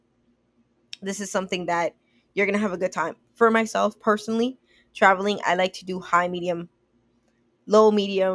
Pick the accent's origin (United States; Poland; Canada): Canada; I'm from Canada